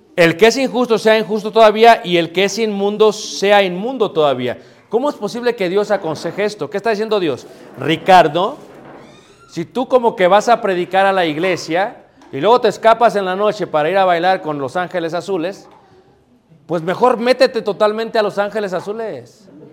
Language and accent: Spanish; Mexico City, Mexico; yo también ahí crecí, mano, ahí nací